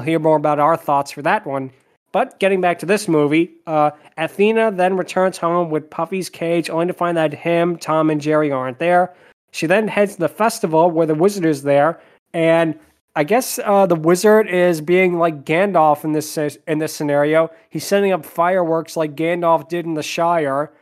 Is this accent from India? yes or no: no; Spain; I'm from Spain.